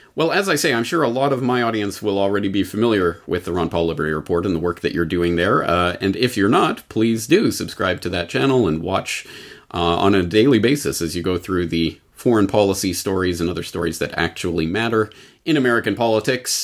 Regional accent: Canada; now in Japan; Canadians in Japan, like myself

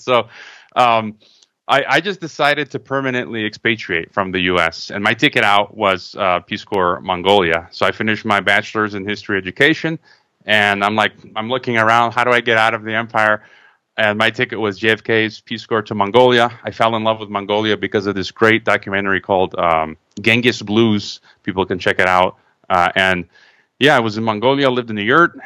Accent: Chicago, Illinois, United States; moved away; also born or lived in Croatia; I was born in Chicago, uh, but my parents were Croatian immigrants

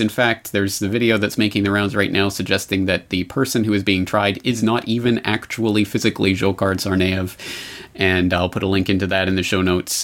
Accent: Calgary, Alberta, Canada; moved away as an adult; now in Japan; my hometown of Calgary

